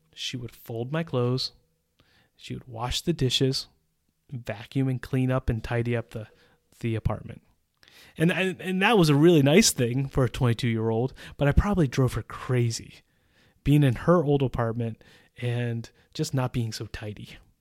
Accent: United States; moved away as an adult; now in Czech Republic

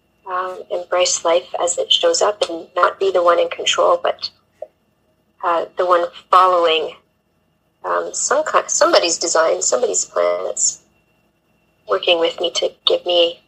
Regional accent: Canada; now in England, United Kingdom; I'm a Canadian living in England and Europe on an adventure. And that doesn't really tell you much, but I grew up in kind of small town and moved a lot.

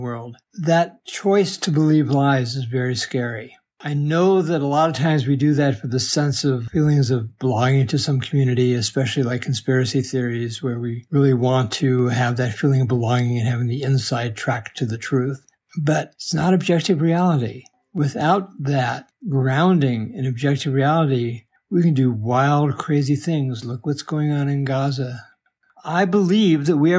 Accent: Denver, Colorado, United States; When I was a young child growing up in East Denver

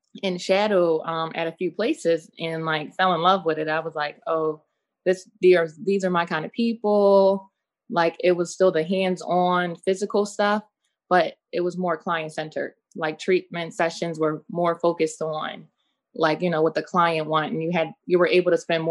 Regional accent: Philadelphia, Pennsylvania, United States; from Philadelphia.

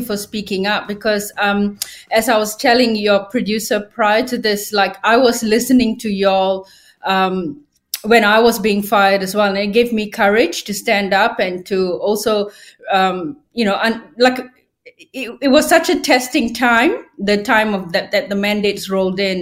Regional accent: Malaysia; moved away as an adult; also born or lived in regional Victoria, Australia; now in Australia; when I grew up in Malaysia, there was a lot of censorship

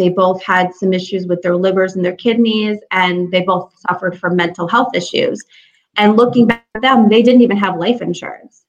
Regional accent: Springfield, Massachusetts, United States; moved away as an adult; also born or lived in Florida; now in Troy, United States; I'm from Springfield, Massachusetts. Home of the Basketball Hall of Fame, and that's about it. So growing up in Springfield

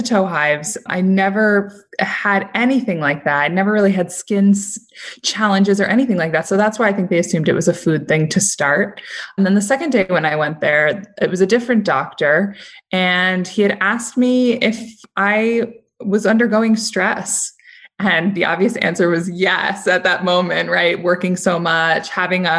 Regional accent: New York City, New York, United States; I'm from New York City

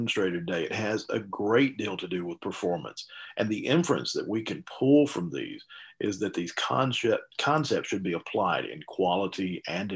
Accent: Alabama, United States; I grew up in Alabama, not Canada

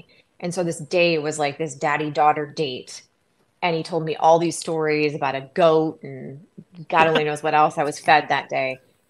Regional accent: Illinois, United States; also born or lived in Wisconsin; I was born in Wisconsin, so that's like my soul, but then I was raised in Illinois. But I'm not really like a proper Illinois kid either, because when I think of home, I think of Wisconsin.

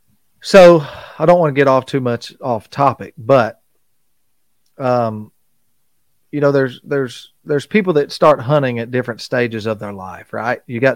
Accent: Arkansas, United States; being where we're located in South Arkansas, we're not far from North Louisiana, where Haydale Game Calls is located

